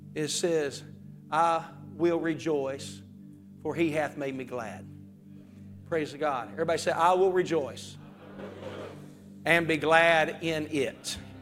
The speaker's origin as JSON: {"language": "English", "region": "West Virginia", "country": "United States", "tie": "born or raised there", "moved": "yes", "lives_now": "Zanesville, United States", "said": "growing up in West Virginia"}